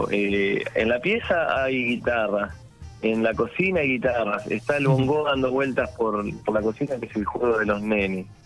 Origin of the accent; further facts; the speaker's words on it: La Plata, Buenos Aires Province, Argentina; Mira, eh, yo soy platense y un día voy a ver una banda allá en La Plata